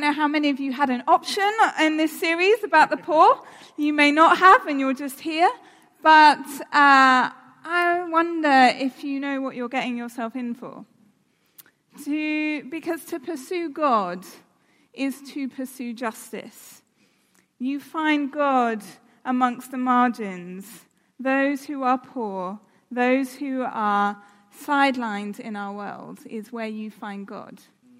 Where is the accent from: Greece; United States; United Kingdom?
United Kingdom; South West England; now in London, United Kingdom; I live in London. I grew up in the West Country. I lost my accent because I realised no one would take me seriously if I continued to talk like a farmer. But I've lived in London for the last 13 years.